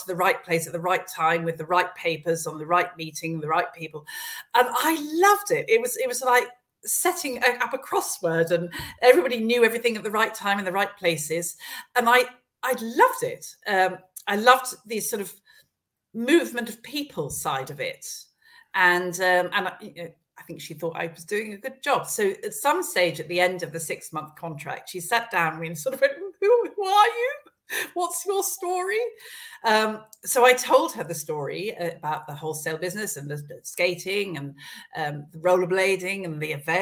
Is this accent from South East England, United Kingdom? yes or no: yes; Esher, South East England, United Kingdom; also born or lived in London; I grew up around Esher, around Kingston, and was away at boarding school